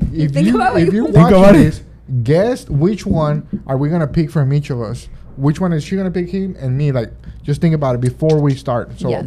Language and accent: English; Monterrey, Nuevo León, Mexico; from my hometown, Monterrey